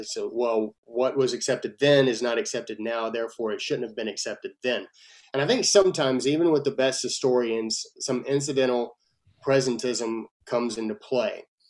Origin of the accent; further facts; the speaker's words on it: Texas, United States; I'm a Texan first and then I'm an American